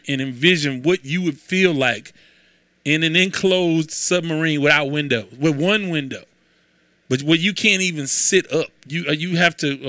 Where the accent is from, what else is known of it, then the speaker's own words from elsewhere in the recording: Houston, Texas, United States; I am from Houston